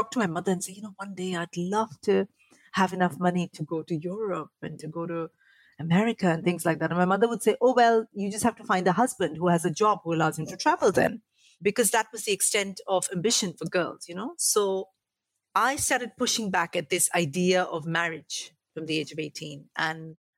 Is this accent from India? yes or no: yes; Mumbai, Maharashtra, India; moved away as an adult; now in United Kingdom; I grew up in quite a poor family. We were like from the slums of Mumbai